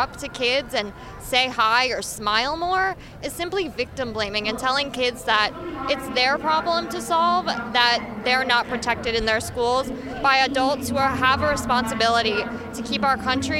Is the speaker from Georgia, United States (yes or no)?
no; New Jersey, United States; I'm from New Jersey.